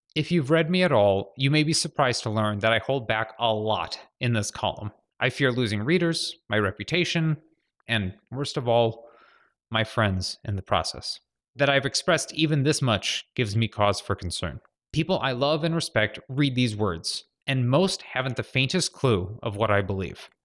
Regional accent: Glenview, Illinois, United States; moved away as an adult; also born or lived in San Francisco / Los Angeles; My hometown of Glenview

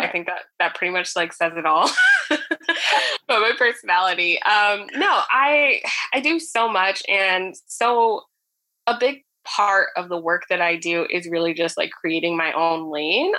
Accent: New Jersey, United States; born and raised in North Jersey

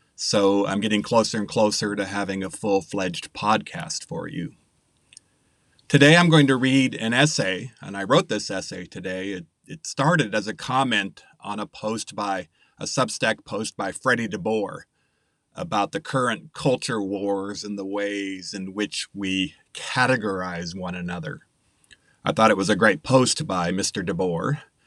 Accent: United States; I'm an American who graduated high school in nineteen eighty-five

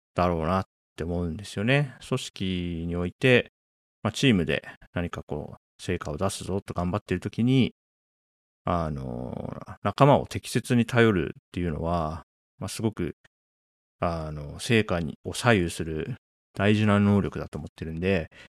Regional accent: Japan; 僕は1983年に日本に生まれて、まあ、40年、ね、経ちましたね。

